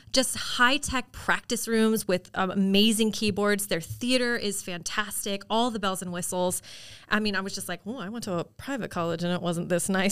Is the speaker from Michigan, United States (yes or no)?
no; Orlando, Florida, United States; I'm an Orlando native